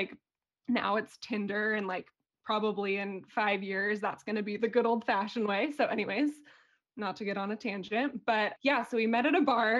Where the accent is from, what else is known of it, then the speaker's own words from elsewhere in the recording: San Diego, California, United States; moved away as an adult; also born or lived in Boise, Idaho / Greenville, South Carolina / Syracuse, New York / Sweden; now in Austria; I am from San Diego originally, and I went to Boise State University for college